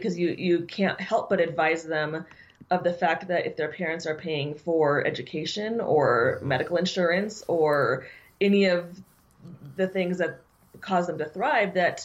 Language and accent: English; Los Angeles area, California, United States; also born or lived in Kalispell, Montana; I was born in Kalispell, Montana, but we moved to California in the Los Angeles area when I was three